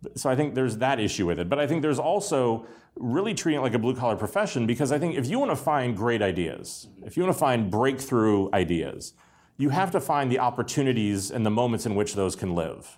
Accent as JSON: {"language": "English", "town": "Pittsburgh", "region": "Pennsylvania", "country": "United States", "tie": "born or raised there", "said": "I grew up in Pittsburgh during the collapse of the steel mills"}